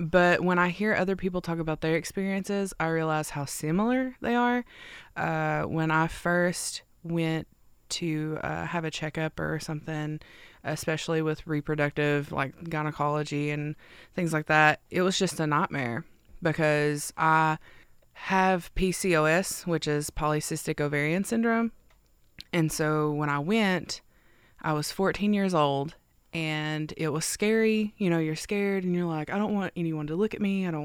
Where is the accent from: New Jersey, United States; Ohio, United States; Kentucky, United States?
Kentucky, United States; Neon; also born or lived in Whitesburg, Kentucky; I am originally from Neon, Kentucky, and I'm currently living in Whitesburg